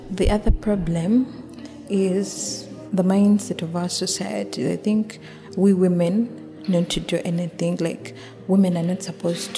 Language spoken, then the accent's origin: English; Uganda; growing up in Uganda